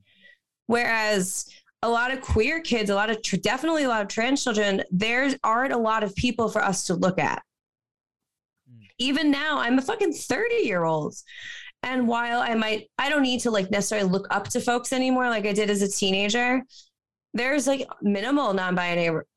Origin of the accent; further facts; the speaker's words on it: Long Island, New York, United States; now in New York City, United States; I grew up on Long Island and I live in the New York City now